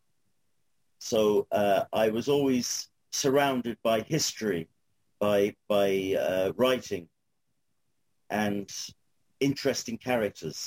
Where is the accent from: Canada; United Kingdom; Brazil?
United Kingdom; London; accent: Cockney; moved away as an adult; now in Kerry, Ireland; I was born in 1959 in Islington, within the sound of Bow Bells. So I am actually a Cockney, a legal Cockney.